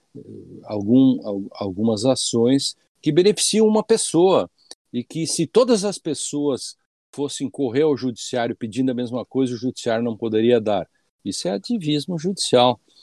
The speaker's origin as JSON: {"language": "Portuguese", "region": "Rio Grande do Sul", "country": "Brazil", "said": "Rio Grande do Sul, né, minha terra"}